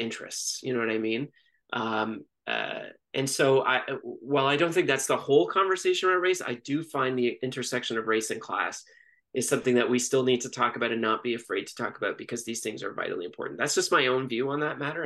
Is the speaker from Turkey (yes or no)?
no; Toronto, Ontario, Canada; also born or lived in Montreal; I grew up in Toronto my entire life